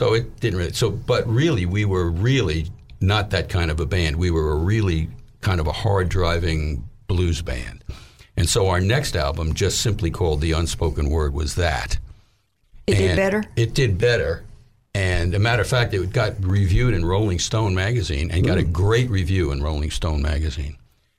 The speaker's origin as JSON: {"language": "English", "town": "Little Rock", "region": "Arkansas", "country": "United States", "lives_now": "New York, United States", "said": "because here I am from Little Rock, you know, and it was the recession."}